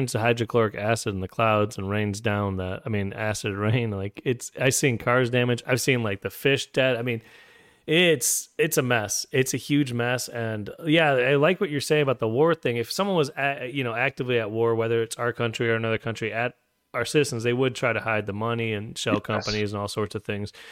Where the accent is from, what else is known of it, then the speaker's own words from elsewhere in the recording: United States; I'm American, and I love God